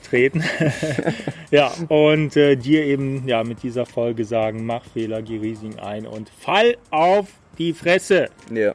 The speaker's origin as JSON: {"language": "German", "country": "Germany", "said": "bei uns in Deutschland"}